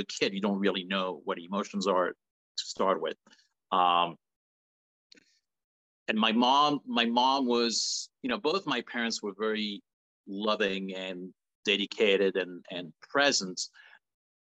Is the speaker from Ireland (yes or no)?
no; Paris, Île-de-France, France; moved away; I was born and raised in France, in Paris